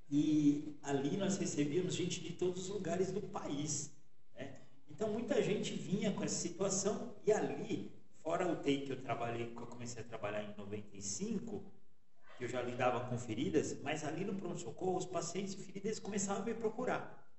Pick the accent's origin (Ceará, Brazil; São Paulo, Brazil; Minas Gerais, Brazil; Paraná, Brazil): São Paulo, Brazil; Eu sou de São Paulo. Sou de São Paulo. É, eu até costumo dizer que eu sou o caipira de São Paulo. né?